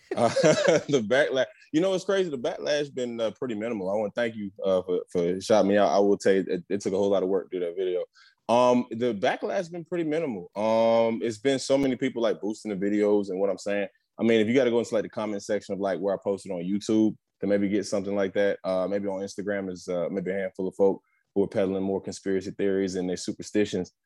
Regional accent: New Jersey, United States; also born or lived in West Philadelphia, Pennsylvania; I was born in West Philly, raised in South Jersey

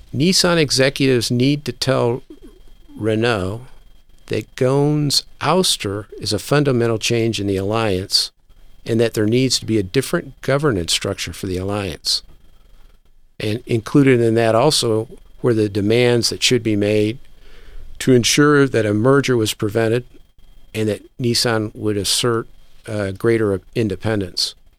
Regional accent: United States; also born or lived in Japan; I, as an American

